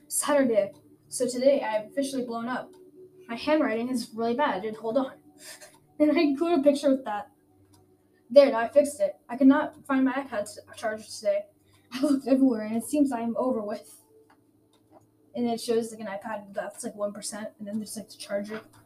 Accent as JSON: {"language": "English", "town": "Garland", "region": "Texas", "country": "United States", "tie": "born or raised there", "also_born_or_lived": "Sonterra / Seacrest", "said": "I was born in Garland, Texas, in in 2009"}